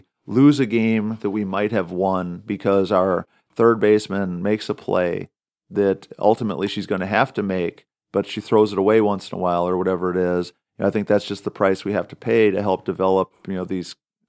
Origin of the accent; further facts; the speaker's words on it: Wisconsin, United States; when I was growing up in Wisconsin.